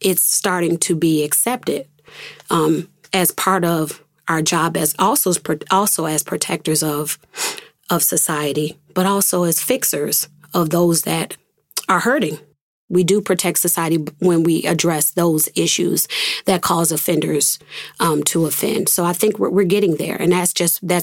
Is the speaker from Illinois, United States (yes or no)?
no; Rochester, New York, United States; also born or lived in Atlanta; my hometown, the place where I grew up